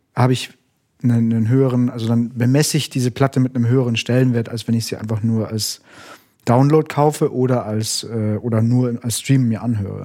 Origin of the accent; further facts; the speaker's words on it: Munich, Bavaria, Germany; ich bin in München aufgewachsen